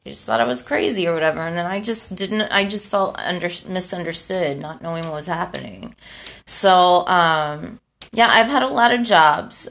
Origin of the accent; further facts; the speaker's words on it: Houston, Texas, United States; moved away as an adult; also born or lived in California; So I was raised in Houston. I grew up in Houston